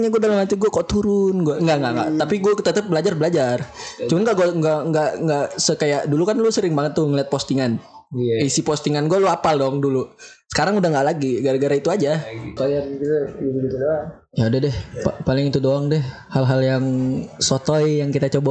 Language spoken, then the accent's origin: Indonesian; Medan, North Sumatra, Indonesia; accent: Medan; waduh ini logat gue masih kental banget di Medan ya